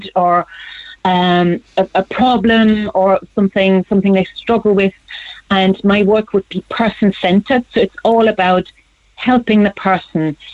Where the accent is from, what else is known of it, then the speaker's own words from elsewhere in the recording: Germany; moved away as an adult; now in Ireland; Born and raised in Germany, but then I moved here in the late 90s